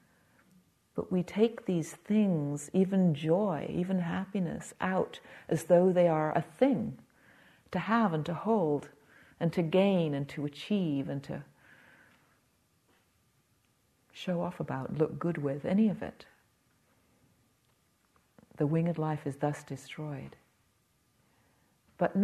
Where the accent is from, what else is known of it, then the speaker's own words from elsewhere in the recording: England, United Kingdom; being English